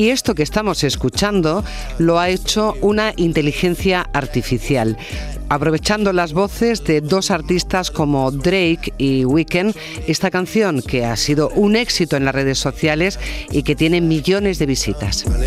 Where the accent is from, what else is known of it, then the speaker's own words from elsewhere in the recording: province of Jaén, Andalusia, Spain; yo también soy de la provincia de Jaén